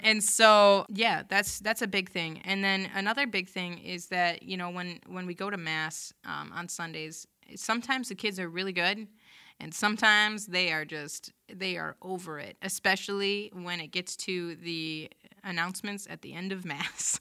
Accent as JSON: {"language": "English", "town": "Bay City", "region": "Michigan", "country": "United States", "tie": "born or raised there", "said": "So, I grew up in Bay City, um, Creative Catholic"}